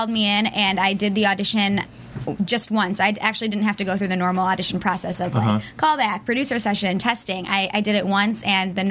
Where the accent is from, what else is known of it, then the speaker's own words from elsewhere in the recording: Northville, Michigan, United States; also born or lived in Hollywood, Florida; I left when I was like a year and a half and went to Michigan. So technically, Michigan's my hometown.